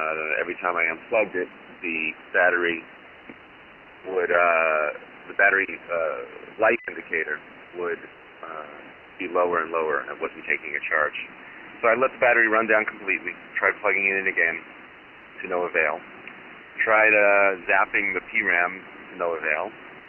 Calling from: Woodstock, New York, United States; I am calling from the Woodstock, New York vicinity.

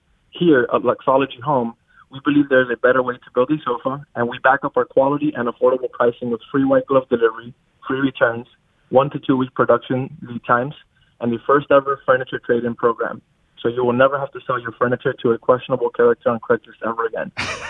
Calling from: Miami, Florida, United States; Oh, Miami, Florida.

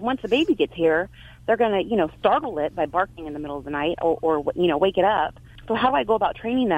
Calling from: Biola, California, United States; From Biola, California.

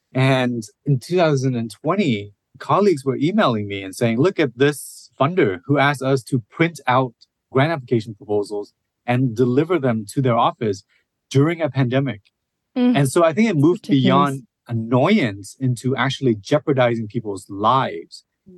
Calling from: Seattle, Washington, United States; I use he, him pronouns, and I am calling in from Seattle, Washington, which is on Duwamish and Coast Salish land. I'm a mid-aged Asian man

